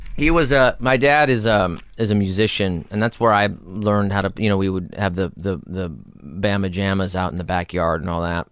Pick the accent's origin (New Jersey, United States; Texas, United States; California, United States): California, United States; Los Angeles; I was born in Hollywood, raised in North Hollywood